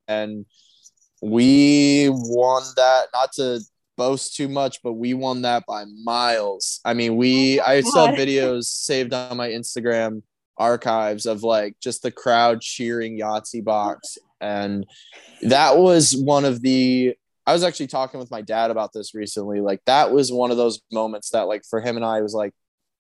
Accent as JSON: {"language": "English", "town": "Sylvania", "region": "Ohio", "country": "United States", "tie": "born or raised there", "said": "in Ohio, like right where we grew up in Sylvania"}